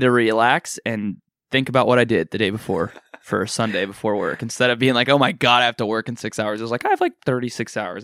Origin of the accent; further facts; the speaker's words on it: Kansas, United States; I'm a person from Kansas.